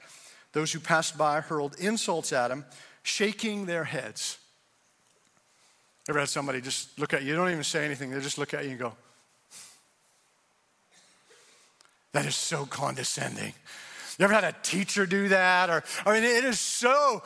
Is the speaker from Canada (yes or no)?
yes; Canada; also born or lived in Indiana; now in United States; I'm from Canada